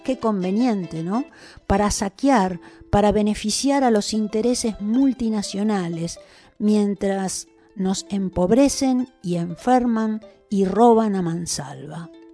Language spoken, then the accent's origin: Spanish; Salinas Grandes, Jujuy, Argentina; Yo vengo de Salinas Grandes y soy de la comunidad San José de Pozo Colado